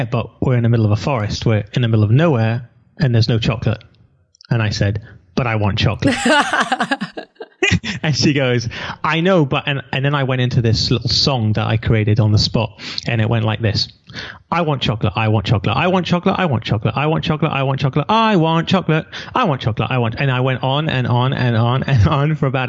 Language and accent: English; England, United Kingdom; moved away as an adult; now in Israel; I'm an English boy who's never been to America.